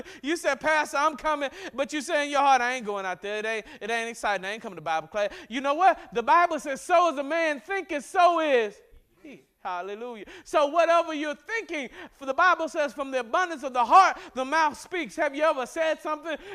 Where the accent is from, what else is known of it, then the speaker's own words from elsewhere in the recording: Mississippi, United States; I grew up in Mississippi